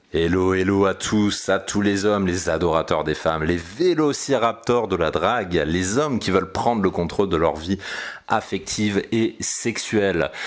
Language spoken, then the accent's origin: French; Aix-en-Provence, Provence-Alpes-Côte d'Azur, France; now in Paris, France; Cette ville, c'est Aix-en-Provence